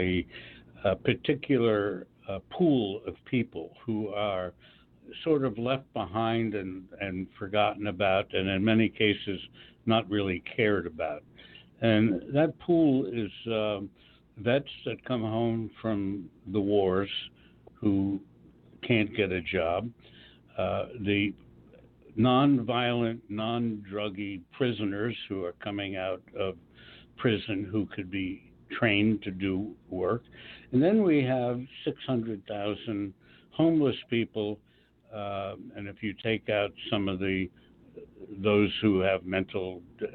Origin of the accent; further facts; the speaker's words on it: Washington, District of Columbia, United States; moved away; I was in D.C. About a month or so ago, which is my hometown